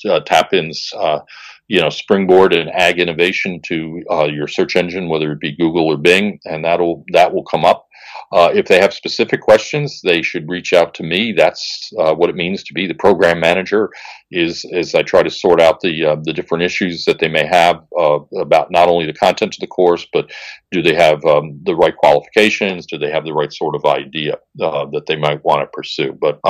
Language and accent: English; United States; I'm an American.